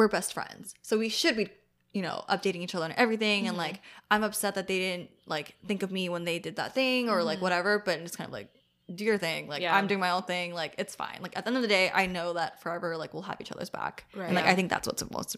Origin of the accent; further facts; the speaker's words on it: Oakland, California, United States; also born or lived in San Leandro / San Diego; I grew up in Oakland and like San Leandro, which is super, super diverse.